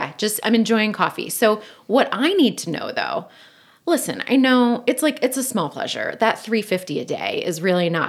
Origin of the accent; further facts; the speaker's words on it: Delaware County, Pennsylvania, United States; I'm from Delco, so we say caramel